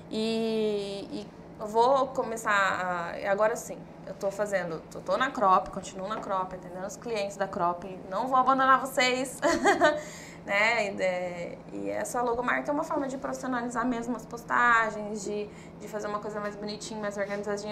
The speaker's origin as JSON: {"language": "Portuguese", "town": "Cuiabá", "region": "Mato Grosso", "country": "Brazil", "said": "eu sou moradora de Cuiabá, sou cuiabana"}